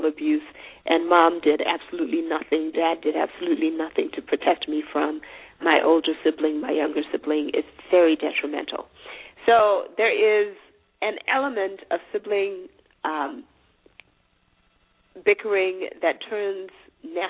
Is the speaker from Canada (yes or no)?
no; Zimbabwe; I'm from Zimbabwe